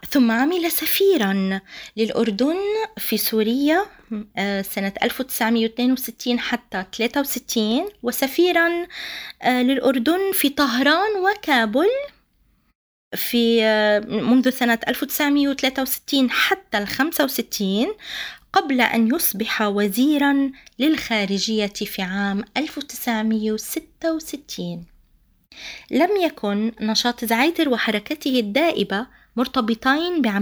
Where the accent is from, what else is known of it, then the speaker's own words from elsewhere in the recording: Palestine; علينا نحن كفلسطينيين وكناشطين كمثقفين وغيره أن آه، نعلم عن آه، أساتذتنا الكبار